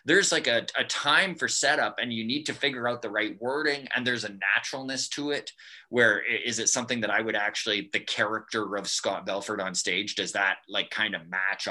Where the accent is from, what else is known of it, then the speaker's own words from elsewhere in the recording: Grande Prairie, Alberta, Canada; moved away as an adult; also born or lived in Edmonton / High Level; I grew up in Grand Prairie. It was my hometown.